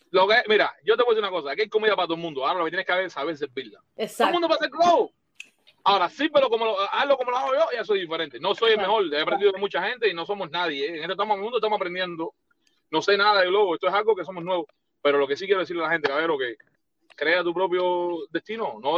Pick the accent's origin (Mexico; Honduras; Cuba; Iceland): Cuba; moved away; Eso me pasó cuando vine de Cuba.